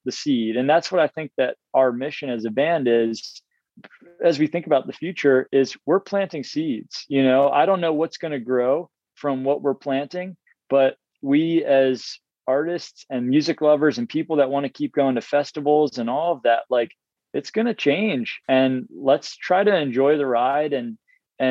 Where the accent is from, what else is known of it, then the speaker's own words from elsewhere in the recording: Baltimore, Maryland, United States; I was seven and I grew up in Baltimore